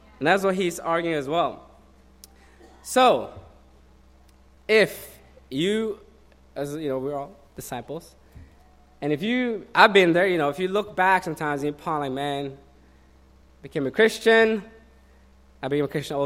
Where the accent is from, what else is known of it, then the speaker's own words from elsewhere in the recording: Oslo, Norway; moved away; I'm from Norway.